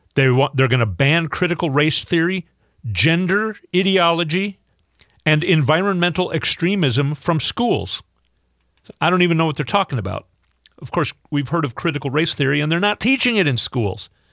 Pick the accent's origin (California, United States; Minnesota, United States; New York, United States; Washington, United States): Minnesota, United States; I grew up in Minnesota where I never saw even a black person in person until I got older and moved to Minneapolis